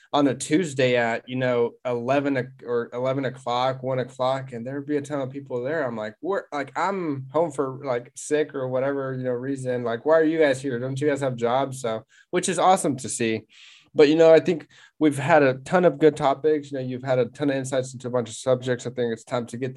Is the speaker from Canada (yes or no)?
no; Kansas, United States; I'm from Kansas